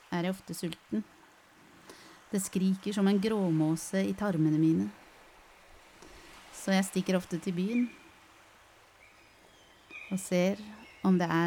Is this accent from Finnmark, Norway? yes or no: yes; Alta, Finnmark, Norway; Jeg er fra Alta.